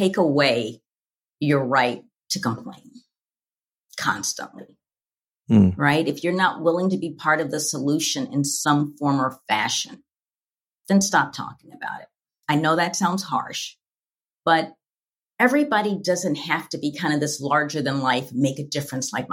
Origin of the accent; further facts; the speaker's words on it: Louisville, Kentucky, United States; a little Black girl growing up in Louisville, Kentucky